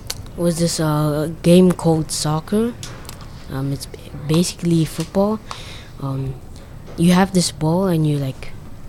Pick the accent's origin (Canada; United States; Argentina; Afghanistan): Afghanistan; I'm Muslim, so yeah, and I'm from Afghanistan